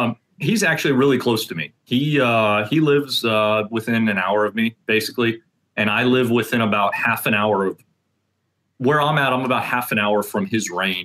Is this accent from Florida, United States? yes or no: yes; Florida, United States; moved away as an adult; also born or lived in northern Indiana; now in Indiana, United States; I was born in Florida, raised in Florida. I spent the first 22 years of my life living there. It's taken me a long time to acclimate being up here, and I'm still not used to it.